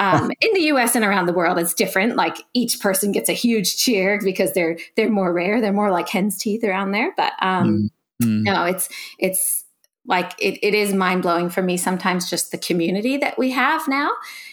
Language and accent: English; Philadelphia, Pennsylvania, United States; also born or lived in California; now in Noosa, Australia; I'm originally from California, Philadelphia originally. I'm an American girl, as you guys can probably tell, but some people tell me now I have a little bit of an Australian twang